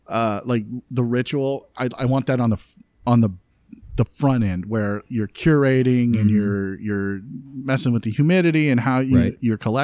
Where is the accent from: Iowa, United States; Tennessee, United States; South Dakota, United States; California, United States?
Iowa, United States; I'm from Iowa.